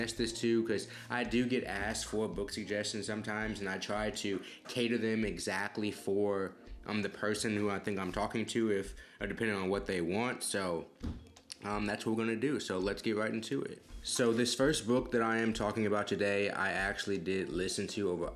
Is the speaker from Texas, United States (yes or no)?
yes; Houston, Texas, United States; where I'm from in Houston